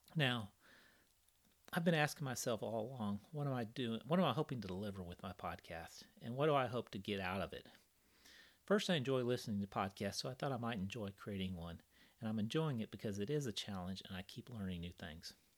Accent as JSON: {"language": "English", "town": "Kansas City", "country": "United States", "tie": "born or raised there", "said": "I grew up in Kansas City. I moved to Kansas City in 1977 when I was 12"}